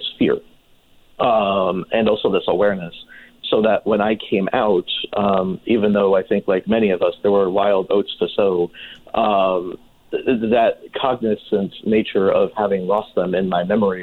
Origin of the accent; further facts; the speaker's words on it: New Jersey, United States; moved away as an adult; also born or lived in Manhattan, New York; now in Palm Springs, United States; I hail from the Garden State. I am originally from New Jersey